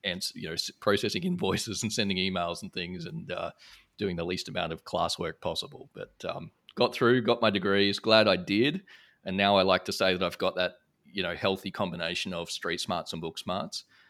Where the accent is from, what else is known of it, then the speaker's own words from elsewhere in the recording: Brisbane, Queensland, Australia; moved away as an adult; now in Singapore; I grew up in Brisbane, Australia